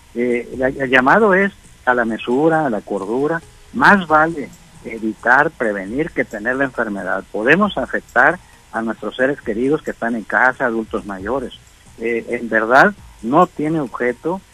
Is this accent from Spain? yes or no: no; Sinaloa, Mexico; como somos todos los sinaloenses